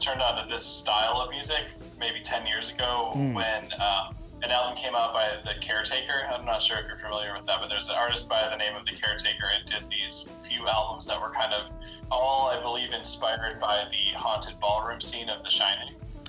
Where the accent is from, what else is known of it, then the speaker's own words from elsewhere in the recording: Cleveland, Ohio, United States; how is this person from Cleveland making this music?